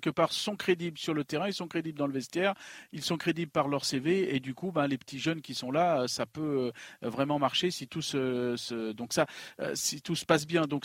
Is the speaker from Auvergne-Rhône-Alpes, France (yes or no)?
yes; Lyon, Auvergne-Rhône-Alpes, France; Écoute, si, je suis lyonnais